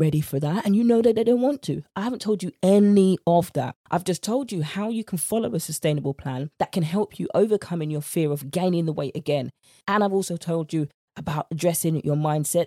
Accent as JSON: {"language": "English", "country": "United Kingdom", "accent": "British", "said": "my British accent"}